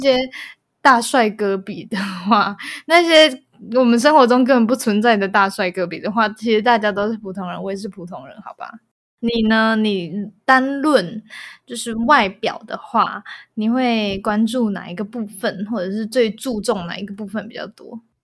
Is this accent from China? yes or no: no; Taiwan; 我是台湾人